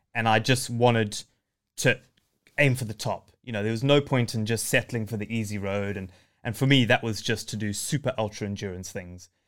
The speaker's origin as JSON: {"language": "English", "country": "Zimbabwe", "tie": "born or raised there", "moved": "yes", "said": "I was born in Zimbabwe, uh, it, to a game ranger dad who used to live in the bush"}